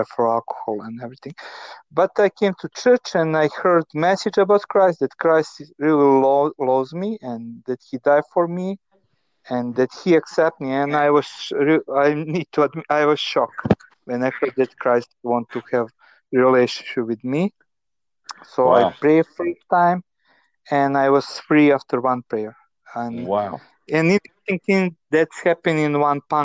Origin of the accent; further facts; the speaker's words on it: Novi Sad, Vojvodina, Serbia; I grew up in Novi Sad in the communist family